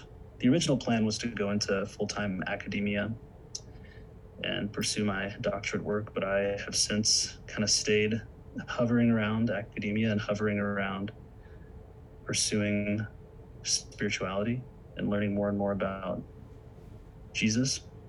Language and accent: English; the Bible Belt, United States; growing up in churches in growing up in the Bible Belt, I was raised with having lots of questions